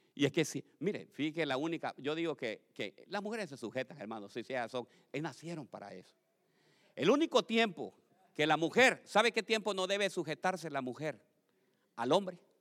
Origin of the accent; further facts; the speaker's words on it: Tegucigalpa, Francisco Morazán, Honduras; mi primera iglesia se llamaba la iglesia de la santidad, allá en Tegucigalpa, donde yo nací